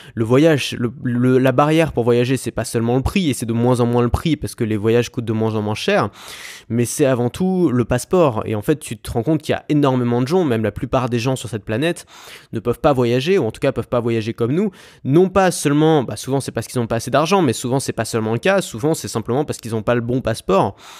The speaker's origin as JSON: {"language": "French", "country": "France", "said": "on a une chance énorme d'avoir avoir un passeport français"}